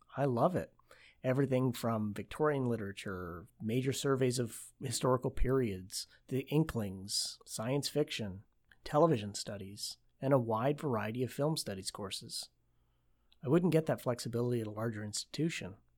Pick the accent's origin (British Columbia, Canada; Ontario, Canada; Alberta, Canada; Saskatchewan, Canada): Ontario, Canada; Oshawa; Growing up in Oshawa, Ontario, Canada